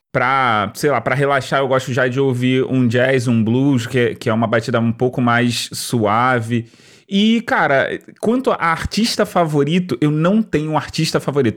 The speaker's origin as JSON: {"language": "Portuguese", "region": "Rio de Janeiro", "country": "Brazil", "said": "eu sou do Rio, né? E o Rio de Janeiro não tem uma cultura muito forte de rap"}